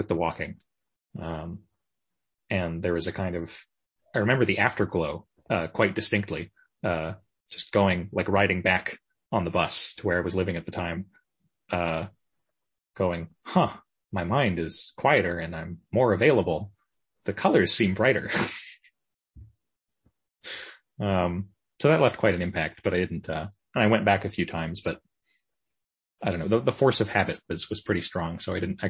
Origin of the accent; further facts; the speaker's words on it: Victoria, British Columbia, Canada; Victoria, British Columbia. That's okay. Kind of my hometown